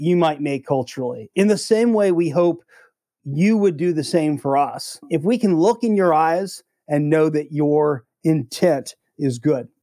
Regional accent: United States; as an American

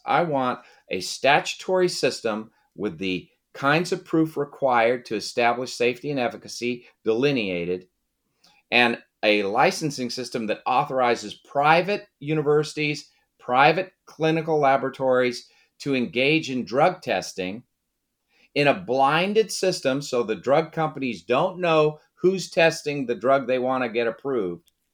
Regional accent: Brockton, Massachusetts, United States; moved away; also born or lived in Washington; I was born in Brockton, Massachusetts

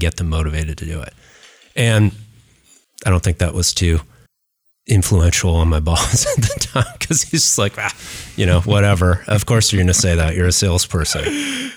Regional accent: Seattle, Washington, United States; moved away; also born or lived in Northern California / New York City; I grew up in Seattle, I'm a native, you know, Northern Californian

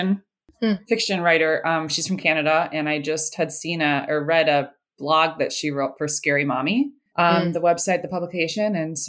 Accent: Minnesota, United States; I live in Minnesota. I've been born and raised in Minnesota

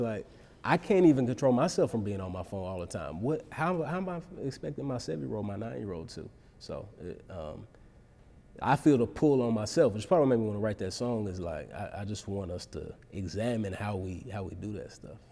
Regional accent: Dallas, Texas, United States; moved away as an adult; grew up in Dallas, and I, you know, I moved back to Dallas about four years ago.

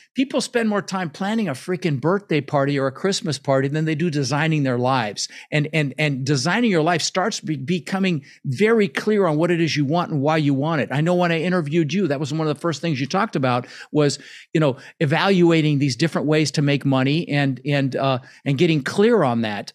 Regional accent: Denver, Colorado, United States; English is a second language; moved away; also born or lived in Netherlands; ended up in Denver, Colorado, where I lived for thirty years

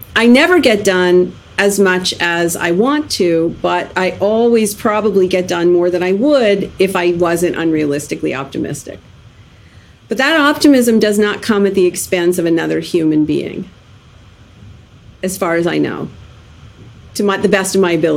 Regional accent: Canada; I was born in Canada

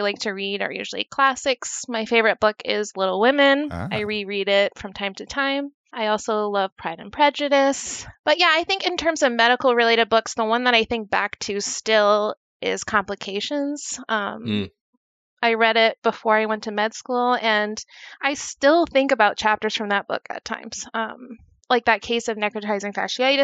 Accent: Rhode Island, United States; moved away; I am originally from Rhode Island, and I'm Rhode Island all the way

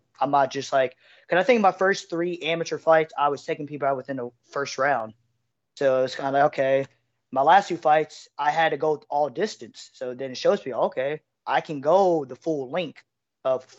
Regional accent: Middletown, Ohio, United States; I'm from Middletown, Ohio, a small metro city between Cincinnati, Dayton, Ohio

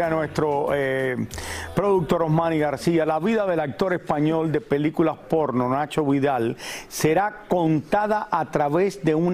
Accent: Cuba; Yo no estoy diciendo ni sí ni no, pero soy una persona que crecí eh, de pequeño, eh, aunque soy cubano, viendo

